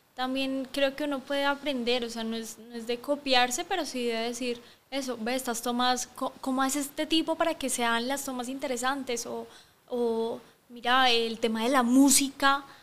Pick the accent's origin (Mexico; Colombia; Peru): Colombia; Bogotá; moved away as an adult; also born or lived in Barcelona, Spain; now in Guatemala; soy colombiana de Bogotá